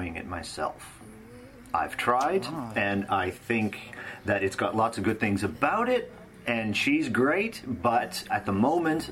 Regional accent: Canada; moved away as an adult; also born or lived in Los Angeles, United States; now in United Kingdom; I'm initially from Canada, and after a decade of living and working in Los Angeles, I now reside in the UK.

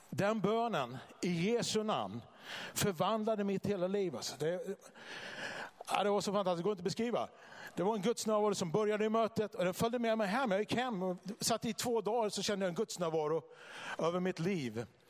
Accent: Vallentuna, Stockholm County, Sweden; now in Bodafors, Sweden; jag kommer från eh, Vallentuna utanför Stockholm från början

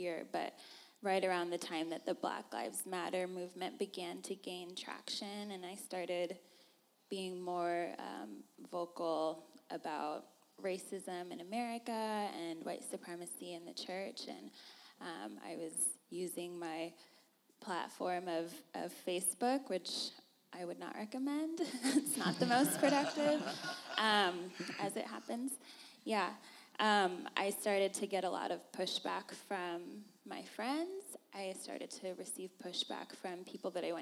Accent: Corvallis, Oregon, United States; also born or lived in Chicago; I grew up in Corvallis, Oregon

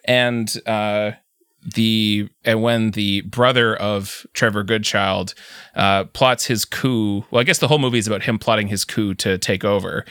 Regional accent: Canada; I'm from Canada

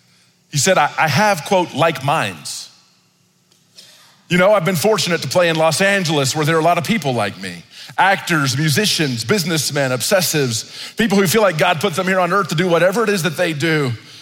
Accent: Italy; When I was growing up in Italy, I grew up in isolation. I was the only black kid. I didn't speak the language.

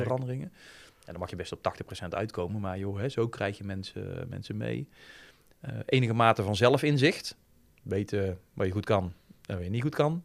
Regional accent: Breda, North Brabant, Netherlands; ik ben echt van Breda en van, van de regio

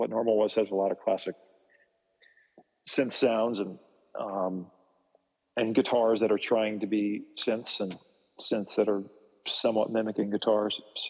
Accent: New Jersey, United States; back when I grew up in New Jersey when I was a kid.

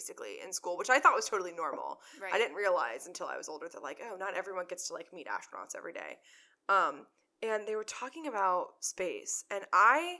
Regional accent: Houston, Texas, United States; moved away; we're from Houston

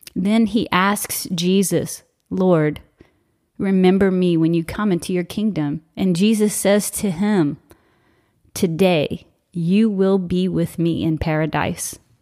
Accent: South Louisiana, United States; I'm from South Louisiana

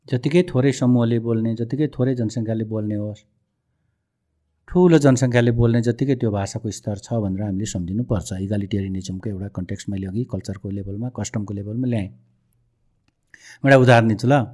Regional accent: Nepal

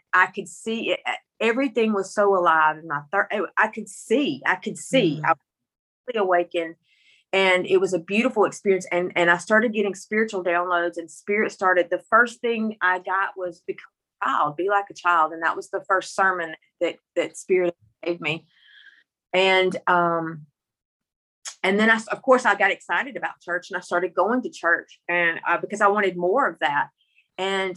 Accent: Mississippi, United States; accent: country; I'm from Mississippi with this country accent, but I grew up in the country

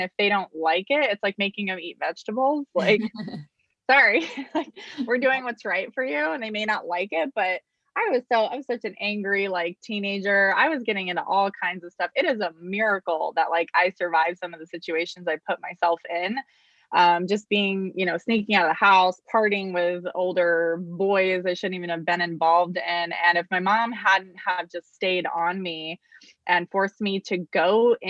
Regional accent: Arizona, United States; I was born and raised here in Arizona

